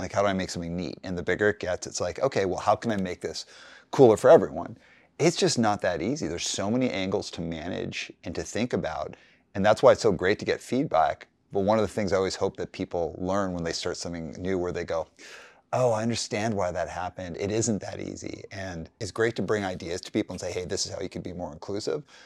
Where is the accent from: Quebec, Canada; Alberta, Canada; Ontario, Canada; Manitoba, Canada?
Alberta, Canada; Calgary; I grew up in Calgary